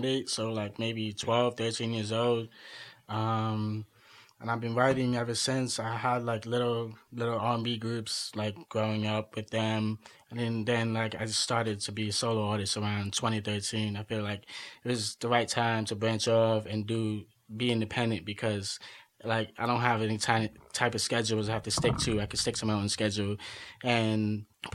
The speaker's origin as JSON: {"language": "English", "area": "Long Island", "region": "New York", "country": "United States", "tie": "born or raised there", "also_born_or_lived": "Guatemala", "said": "I'm originally from Guatemala, and I was adopted of a baby, and then, I was born to the States and been living in Long Island since."}